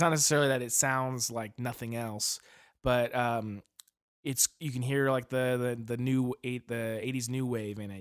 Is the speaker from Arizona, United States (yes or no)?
yes; Arizona, United States; now in Portland, United States; we're originally from Arizona, or I am at least, and uh, now we both live in Oregon, Portland